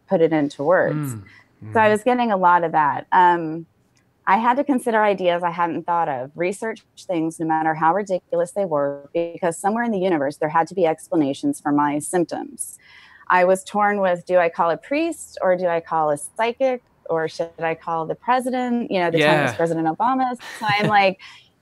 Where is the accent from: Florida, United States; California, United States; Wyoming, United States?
Florida, United States; I'm from Florida